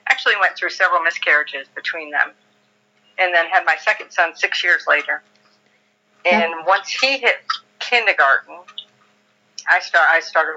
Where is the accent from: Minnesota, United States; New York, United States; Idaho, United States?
New York, United States; I grew up in New York in a very small town